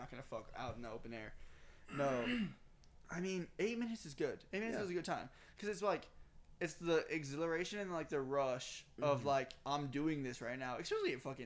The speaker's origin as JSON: {"language": "English", "region": "Texas", "country": "United States", "accent": "thick southern"}